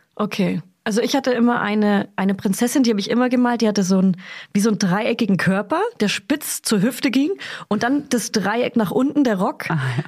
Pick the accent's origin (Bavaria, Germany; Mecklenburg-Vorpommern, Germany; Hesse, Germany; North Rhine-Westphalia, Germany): Bavaria, Germany; Hof; ich komme aus Hof oder aus Beihof